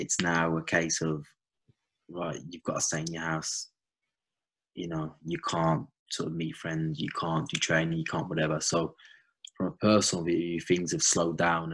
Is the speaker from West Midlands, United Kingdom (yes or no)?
yes; Wolverhampton, West Midlands, United Kingdom; I was brought up in Wolverhampton and Midlands